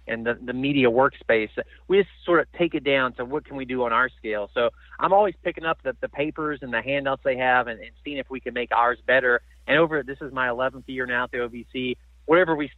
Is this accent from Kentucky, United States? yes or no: yes; Kentucky, United States; Growing up in Kentucky